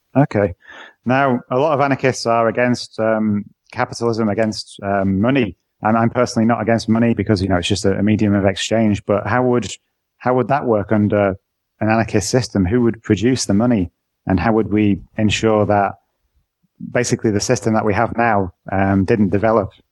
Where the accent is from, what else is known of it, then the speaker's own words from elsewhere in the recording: England, United Kingdom; now in Netherlands; I'm from England, but I actually live in the Netherlands